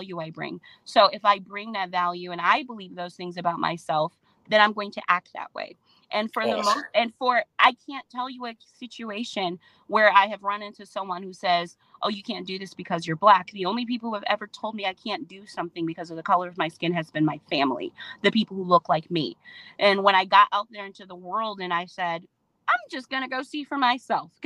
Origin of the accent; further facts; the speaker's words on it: Detroit, Michigan, United States; I'm from Detroit.